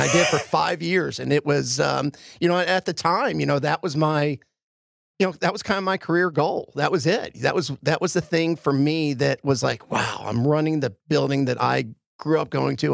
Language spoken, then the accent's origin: English; Philadelphia, Pennsylvania, United States; moved away; I grew up in Philly.